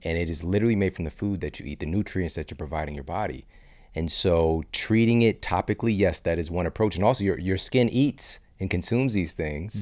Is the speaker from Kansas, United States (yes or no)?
no; St. Louis, Missouri, United States; S T L, my hometown